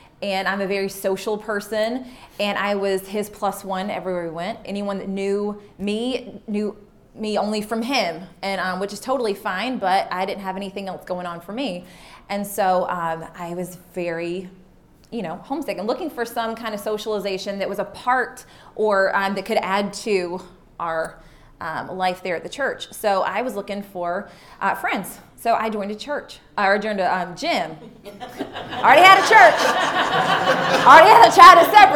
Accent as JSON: {"language": "English", "town": "Wilson", "region": "North Carolina", "country": "United States", "also_born_or_lived": "Nashville, Tennessee", "moved": "as an adult", "said": "I'm from Wilson, North Carolina."}